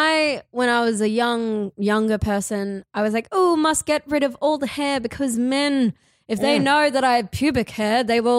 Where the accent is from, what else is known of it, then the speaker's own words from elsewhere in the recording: Cairns, Queensland, Australia; I come from Cairns